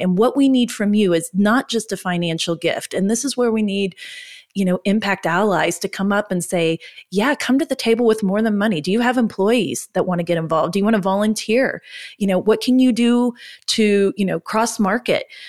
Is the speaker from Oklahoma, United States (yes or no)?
yes; Oklahoma, United States; We're from Oklahoma.